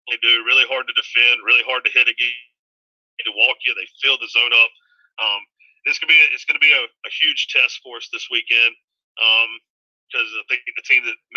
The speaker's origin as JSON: {"language": "English", "region": "North Carolina", "country": "United States", "tie": "born or raised there", "said": "Um, being growing up in East Carolina, pirate, you know, going to school there, following the program, um, was was one big part of it."}